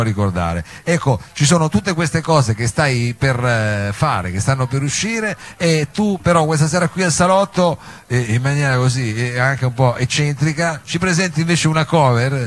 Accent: Turin, Piedmont, Italy; siamo torinesi

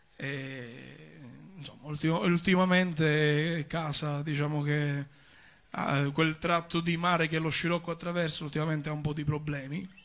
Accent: Rosolini, Sicily, Italy; first language Sicilian; Italian is a second language; moved away as an adult; also born or lived in Rome; io vengo dalla parte di Sicilia, cioè quella che sta più a sud

